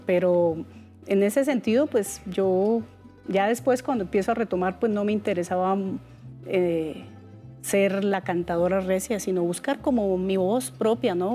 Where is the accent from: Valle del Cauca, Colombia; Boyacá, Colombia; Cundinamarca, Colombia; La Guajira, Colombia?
Boyacá, Colombia; Otanche; yo soy de Otanche, Boyacá. Sí. Y en el campo, pues yo era, eh, soy campesina.